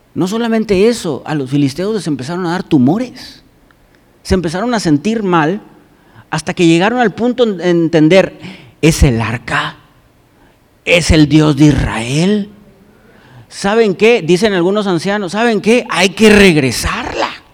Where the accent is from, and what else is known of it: Mexico